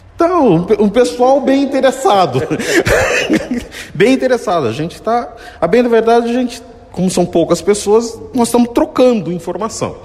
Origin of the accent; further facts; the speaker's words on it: Tatuí, São Paulo, Brazil; Sou aqui mesmo de Tatuí